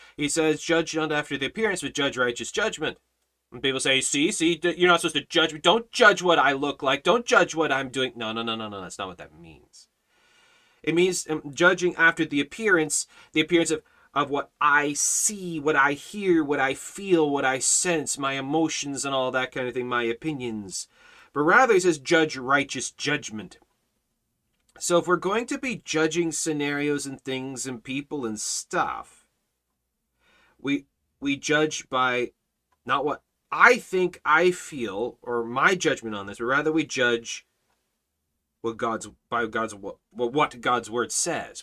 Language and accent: English; Canada; as a Canadian, as a citizen of Canada